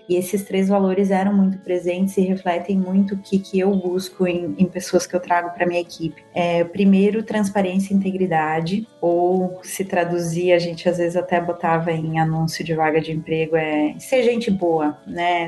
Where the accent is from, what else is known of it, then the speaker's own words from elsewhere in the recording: Erechim, Rio Grande do Sul, Brazil; moved away as an adult; also born or lived in Porto Alegre / London; eu sou de Erechim, interior do Rio Grande do Sul